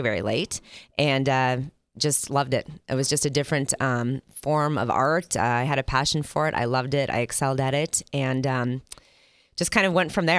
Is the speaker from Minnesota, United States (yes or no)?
yes; Minnesota, United States; also born or lived in Ann Arbor, Michigan; now in Las Vegas, United States; my family moved to Minnesota when I was in the fourth grade.